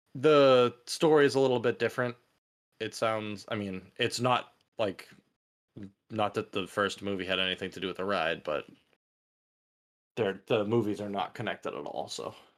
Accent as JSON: {"language": "English", "country": "United States", "said": "as an American"}